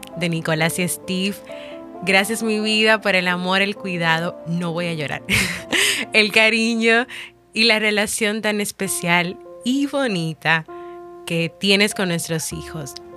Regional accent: Dominican Republic; aquí en mi país, República Dominicana

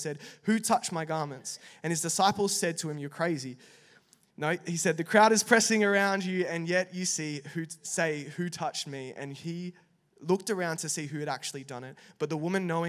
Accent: Perth, Western Australia, Australia; moved away as an adult; also born or lived in Italy; now in Melbourne, Australia; I'm actually from Perth, Western Australia

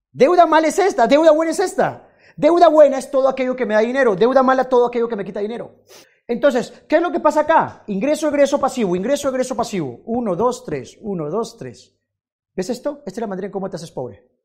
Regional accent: Peru; Si tú eres, no sé, de, no sé, de Estados Unidos y, por ejemplo, yo soy de Perú, yo digo, ¿sabes qué? Eh, nosotros los peruanos somos mejores que los americanos en términos de fútbol.

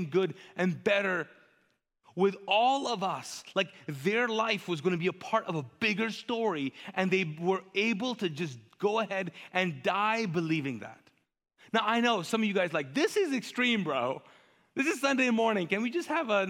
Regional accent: Pakistan; first language Urdu; English is a second language

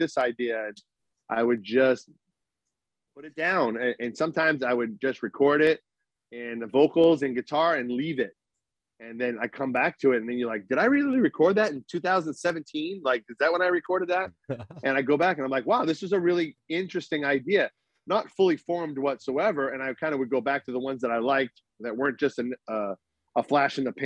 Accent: Boston, Massachusetts, United States; moved away; when I lived in Boston, where I'm from

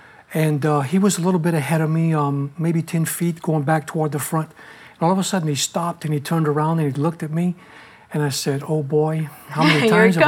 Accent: Lafayette, Louisiana, United States; A couple of months later, y'all came back to Lafayette, my hometown, Lafayette, Louisiana.

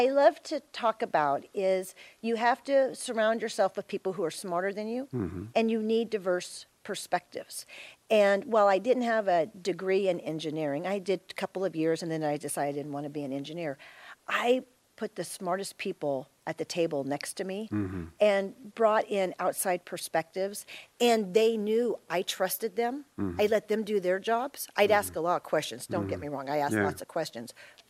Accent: Florida, United States; born there; I was born in Florida on the Space Coast during the Apollo programs. And then we moved all over

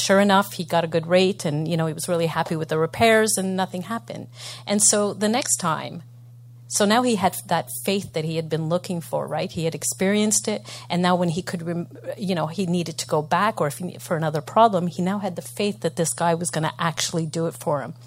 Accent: Montreal, Quebec, Canada; I'm from Montreal

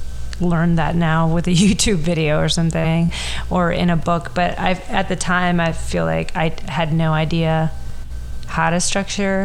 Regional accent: Miami, Florida, United States; my hometown

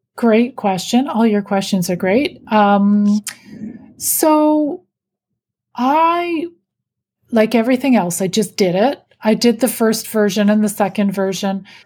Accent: Canada; I'm Canadian.

